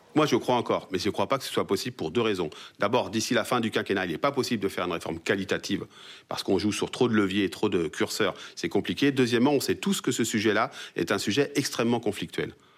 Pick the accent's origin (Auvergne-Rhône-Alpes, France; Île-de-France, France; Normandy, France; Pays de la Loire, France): Pays de la Loire, France; Sarthe; je suis originaire de la Sarthe